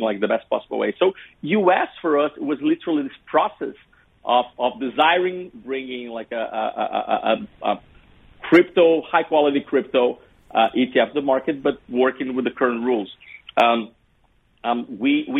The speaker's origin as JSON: {"language": "English", "country": "Brazil", "said": "we went to Brazil, which is my home country."}